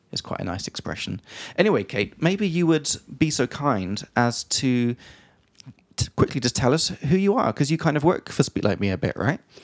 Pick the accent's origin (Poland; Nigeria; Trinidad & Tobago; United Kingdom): United Kingdom; England; from England